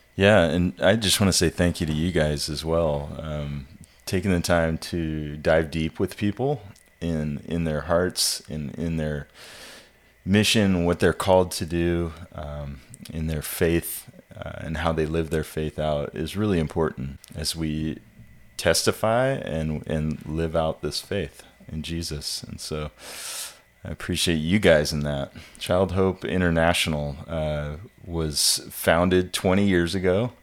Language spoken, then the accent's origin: English; Ellensburg, Washington, United States; moved away as an adult; also born or lived in California / Haiti; now in Pensacola, United States; I'm originally from the Pacific Northwest. I was uh, born and raised up there in Ellensburg, Washington, and then moved down to California for college